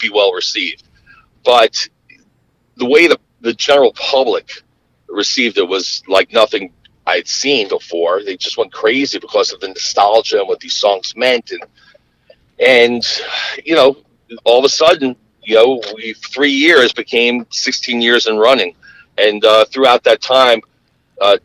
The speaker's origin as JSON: {"language": "English", "region": "outside of New York City", "country": "United States", "tie": "born or raised there", "said": "I grew up outside of New York City"}